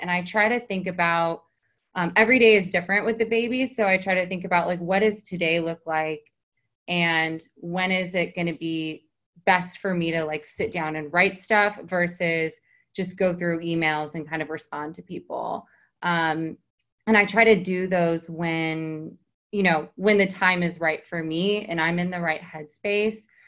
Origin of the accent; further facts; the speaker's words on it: Texas, United States; moved away as an adult; also born or lived in New York City; now in Hamptons, United States; I was in New York City for 14 years from Texas. I came up from Texas when I was 18